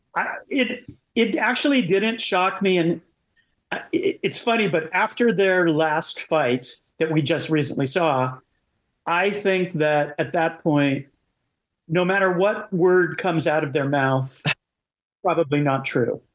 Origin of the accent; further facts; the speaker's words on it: United States; I'm American